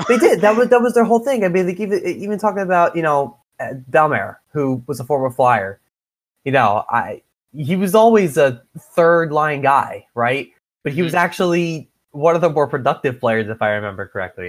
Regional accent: Philadelphia, Pennsylvania, United States; We're both from the Philadelphia area

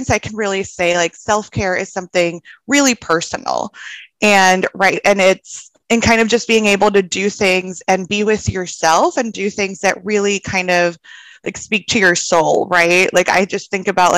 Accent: El Salvador; moved away as an adult; now in Austin, United States; I'm originally from El Salvador. My parents and my brother still live back there, and I moved to Austin for grad school

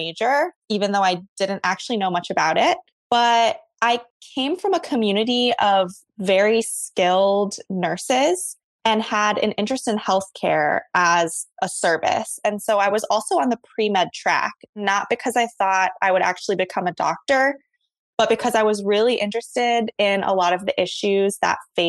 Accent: Hawaii, United States; moved away as an adult; also born or lived in Ohio; I was born and raised in Hawaii. I graduated from high school there and went to Ohio State

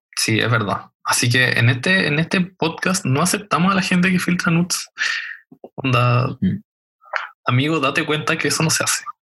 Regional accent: Chile; nuestra, nuestra historia como chileno

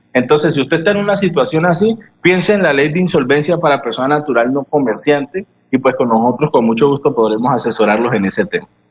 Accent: Colombia; nosotros como colombianos

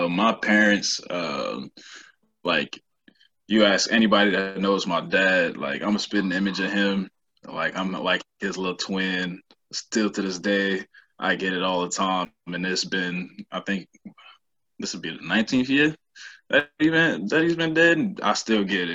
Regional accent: Chicago, Illinois, United States; I'm black dude from the South Side of Chicago

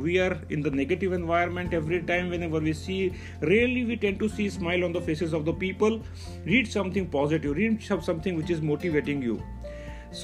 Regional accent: Mumbai, Maharashtra, India; I am from Mumbai, India

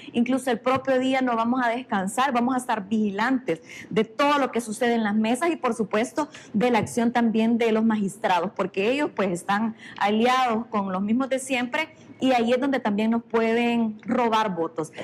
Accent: San Marcos, San Salvador, El Salvador; Yo soy del pueblo, soy de San Marcos, incluso vivo ahí

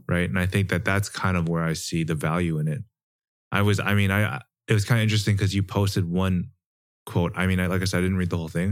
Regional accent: Canada; growing up in Canada

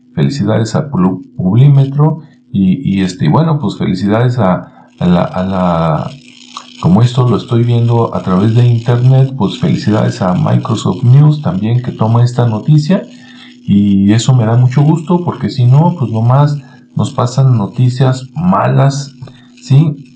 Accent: Zapopan, Jalisco, Mexico; este chico, que es de Zapopan, Jalisco, o sea, viene de donde yo vengo también

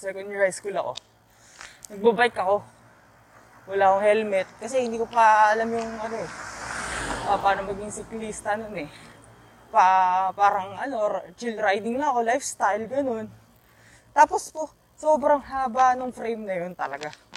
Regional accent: Quezon City, Metro Manila, Philippines; taga QC kasi ako

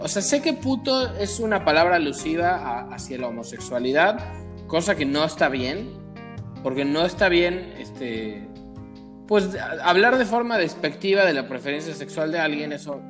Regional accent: Mexico; como mexicanos

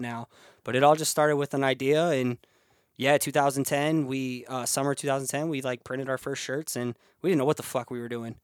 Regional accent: Cedar Falls, Iowa, United States; I'm from Iowa

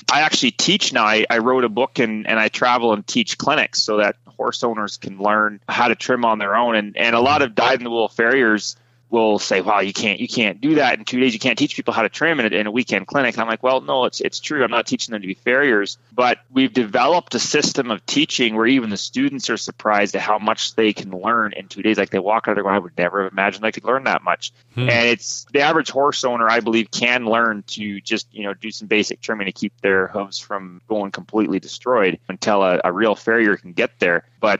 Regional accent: Prince George, British Columbia, Canada; born there; So I was born in Prince George, British Columbia. That's kind of more north of center.

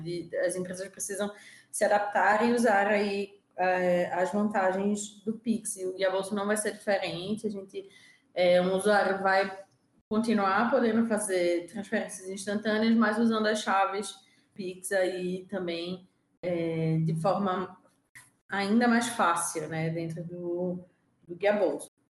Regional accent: Recife, Pernambuco, Brazil; also born or lived in São Paulo; eu sou de Recife, é, hoje duas nordestinas aqui nesse podcast

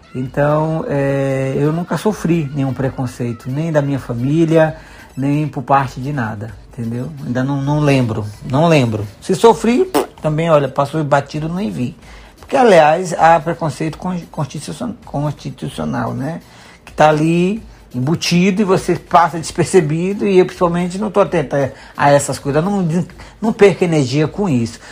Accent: Sítio Novo, Bahia, Brazil; moved away as an adult; now in Lisbon, Portugal; Eu sou baiana, sou da cidade de Sítio Novo, né? É um distrito que pertence ao município de Catubaía

